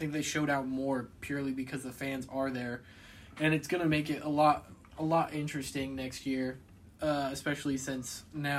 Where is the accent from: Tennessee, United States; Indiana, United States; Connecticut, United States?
Indiana, United States; Central; I'm from Central Indiana.